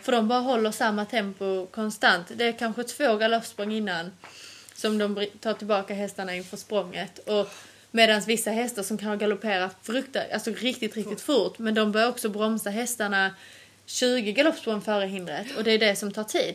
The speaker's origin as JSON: {"language": "Swedish", "country": "Sweden", "moved": "yes", "said": "hemma i Sverige."}